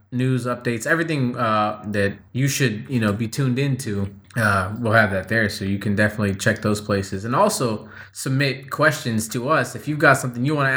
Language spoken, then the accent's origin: English; San Diego, California, United States; I'm from California. I was born and raised in San Diego